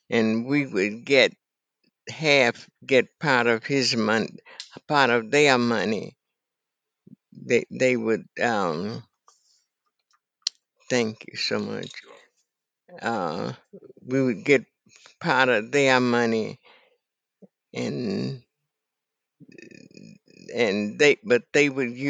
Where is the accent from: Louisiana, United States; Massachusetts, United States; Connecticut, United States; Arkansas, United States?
Arkansas, United States; Carson Lake; moved away as an adult; Carson Lake, Arkansas, in Deckerville, oh. Arkansas.